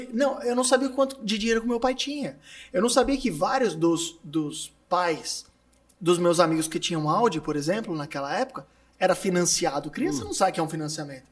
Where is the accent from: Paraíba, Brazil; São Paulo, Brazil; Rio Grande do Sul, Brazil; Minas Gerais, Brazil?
São Paulo, Brazil; Santo André; eu nasci em Santo André. E Santo André tem algumas escolas muito boas, assim. E eu sempre estudei nessas